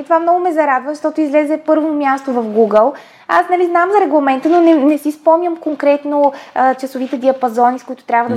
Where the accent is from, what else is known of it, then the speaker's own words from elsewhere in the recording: Bulgaria; аз съм си българка